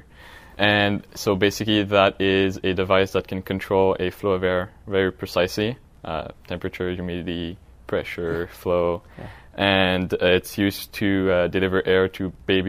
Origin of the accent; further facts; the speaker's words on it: Montreal, Quebec, Canada; now in San Francisco, United States; I'm from Montreal, Quebec.